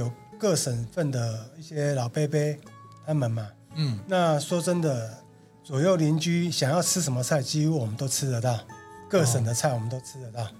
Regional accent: Shandong, China; 哦哦，那因为我本身是山东人，那有些山东菜可能有些像馅饼啊、葱油饼啊这些水饺这些是有遗传到我爸爸。

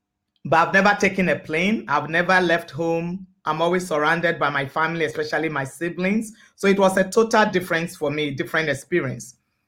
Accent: Ghana; also born or lived in Lomé, Togo; now in Winnipeg, Canada; I'm originally from Ghana, but I was born in Lomé, Togo.

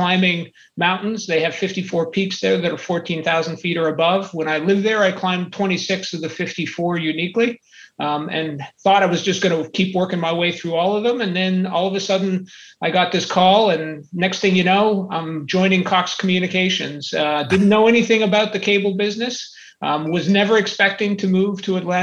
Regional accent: Montreal, Quebec, Canada; moved away; I'm originally from Montreal, Canada.

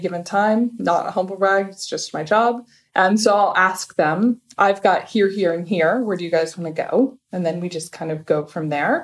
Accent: United States; first language English; moved away as an adult; also born or lived in Abu Dhabi, United Arab Emirates; now in Dubai, United Arab Emirates; I'm American and a product of the American school system. I only speak English.

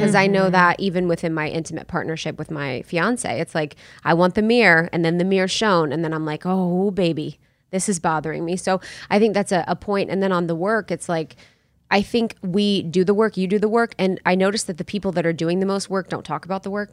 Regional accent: Ohio, United States; moved away; also born or lived in New York; I'm from Ohio, small town, small town in Ohio

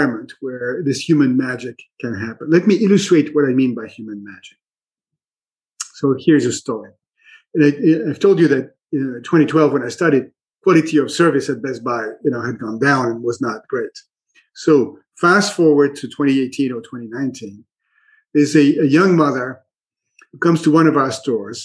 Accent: Minneapolis, Minnesota, United States; my hometown of Minneapolis

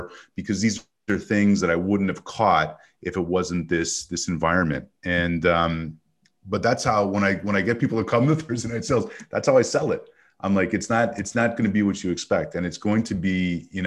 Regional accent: Montreal, Quebec, Canada; now in United States; as a kid growing up in Montreal

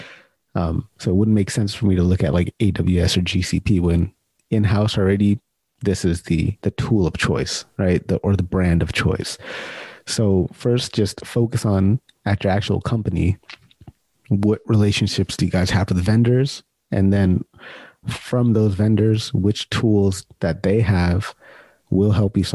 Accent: Sacramento, California, United States; I'm from Sacramento, born and raised in Sacramento

